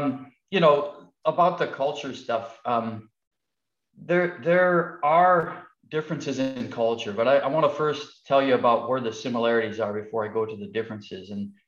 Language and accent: English; United States; as an American